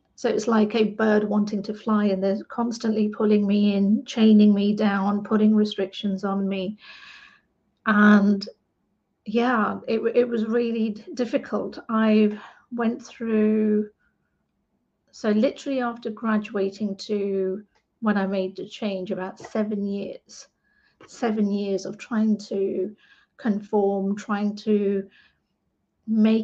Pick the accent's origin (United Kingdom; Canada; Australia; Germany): United Kingdom; England; I'm an British Asian woman, second generation Indian Asian woman in England